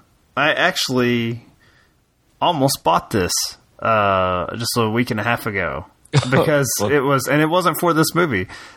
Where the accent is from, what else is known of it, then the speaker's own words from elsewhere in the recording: Kentucky, United States; And I'm from Kentucky, so if I offended all you Wikipedia experts on my mispronunciation of a Star Wars Jedi, I apologize.